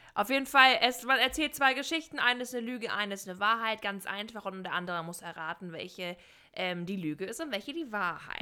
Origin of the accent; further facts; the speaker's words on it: North Rhine-Westphalia, Germany; moved away; Ich komme ja ursprünglich aus Nordrhein-Westfalen